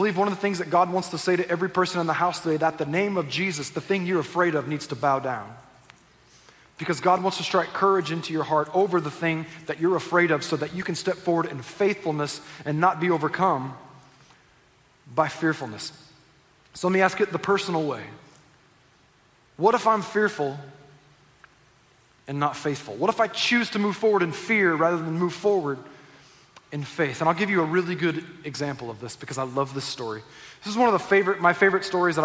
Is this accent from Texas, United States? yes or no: no; Southern California, United States; also born or lived in Northwest Arkansas; I was born in Northwest Arkansas. I grew up here in Southern California